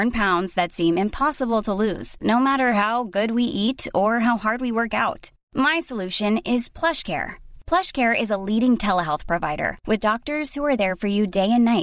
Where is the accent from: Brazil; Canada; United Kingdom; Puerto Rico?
United Kingdom; all this great change in my view of myself as a British Jew was taking place 2000, 2001, 2002, that kind of area.